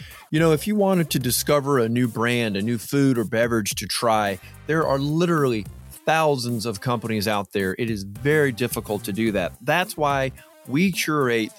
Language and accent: English; Atlanta, Georgia, United States; I'm from Atlanta